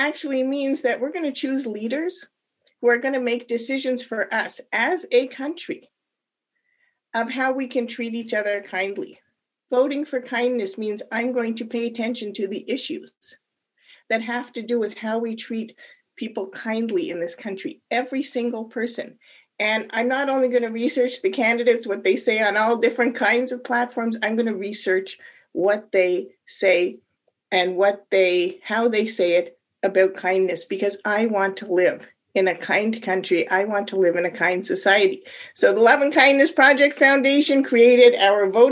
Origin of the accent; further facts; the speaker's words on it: Canada; moved away as an adult; now in United States; I am not actually born in the United States. I'm an immigrant. And I came here from Canada about 30 years ago. And as a Canadian